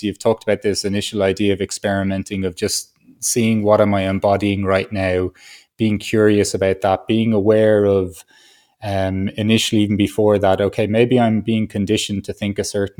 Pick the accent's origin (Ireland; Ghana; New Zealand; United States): Ireland; I grew up in Ireland